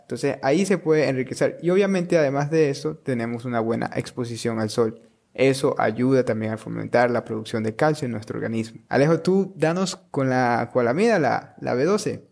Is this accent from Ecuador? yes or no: yes; Ecuador; en Ecuador, que es de donde yo vengo